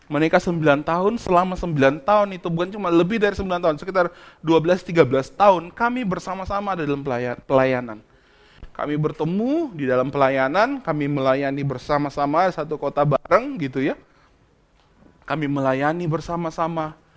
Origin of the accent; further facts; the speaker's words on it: Bandung, West Java, Indonesia; Saya kan dari Bandung, lama di kami lama di Bandung, kami pelayanan cukup lama di Bandung.